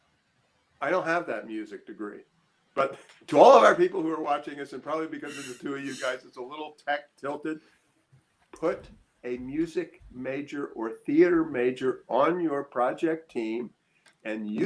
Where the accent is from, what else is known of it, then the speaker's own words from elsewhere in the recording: Annapolis, Maryland, United States; moved away; I grew up in Annapolis, Maryland